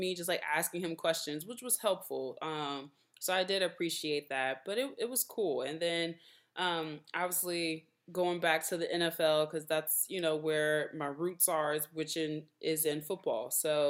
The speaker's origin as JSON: {"language": "English", "town": "Baton Rouge", "region": "Louisiana", "country": "United States", "also_born_or_lived": "New Orleans / Evanston, Illinois / Charlotte, North Carolina", "moved": "as an adult", "said": "I'm originally from Baton Rouge, Louisiana"}